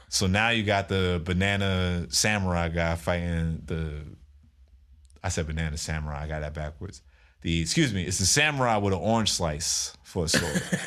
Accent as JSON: {"language": "English", "country": "United States"}